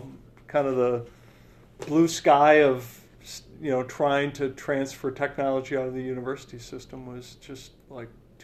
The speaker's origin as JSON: {"language": "English", "town": "Milwaukee", "region": "Wisconsin", "country": "United States", "tie": "born or raised there", "also_born_or_lived": "Madison, Wisconsin / Utah", "said": "I'm a Wisconsin native. Yeah. I grew up in Madison and Milwaukee. It was in Madison 3rd through 5th grade, but you know, high school years in Milwaukee."}